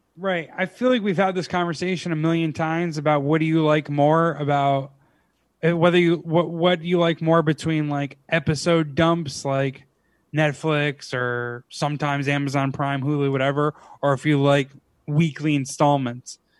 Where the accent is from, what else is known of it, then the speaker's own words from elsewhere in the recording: Clifton Park, New York, United States; also born or lived in Schenectady, New York; my hometown